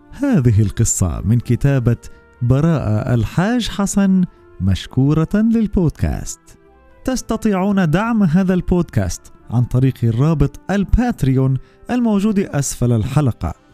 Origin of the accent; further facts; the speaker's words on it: Egypt; أنا من مصر عندي سبعة